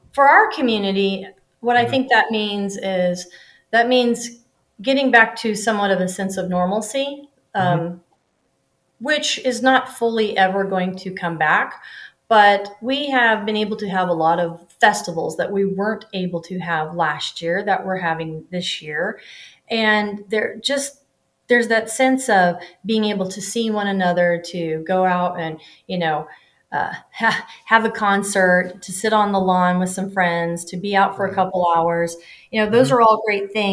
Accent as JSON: {"language": "English", "area": "Owen County", "region": "Indiana", "country": "United States", "said": "I'm from Owen County"}